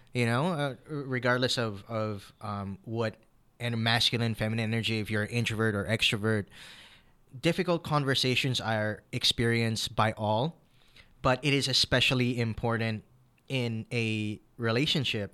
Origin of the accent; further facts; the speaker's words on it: United States; now in Philippines; I'm Filipino-American